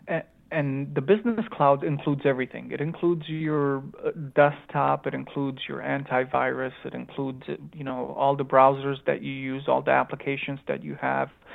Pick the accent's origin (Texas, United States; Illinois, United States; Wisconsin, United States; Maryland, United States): Illinois, United States; Chicago; born or raised there; accent: Romanian accent mixed with Chicagoan accent; also born or lived in Romania / Phoenix, Arizona